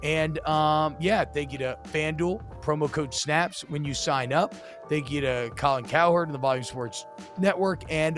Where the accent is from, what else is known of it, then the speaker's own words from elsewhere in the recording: Georgia, United States; I grew up in Georgia. I knew one Georgia Tech fan my entire life.